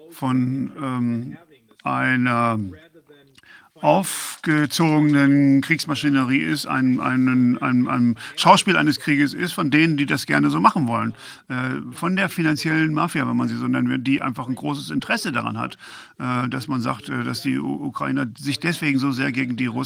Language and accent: German; Croatia; Ich bin Kroate und ich habe äh, im Balkankrieg 1990 äh, mitgemacht und meine äh, Eltern genauso, halb, halb.